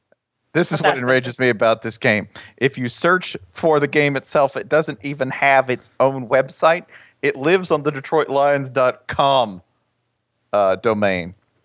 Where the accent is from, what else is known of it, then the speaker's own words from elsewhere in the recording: the South, United States; I'm from the South.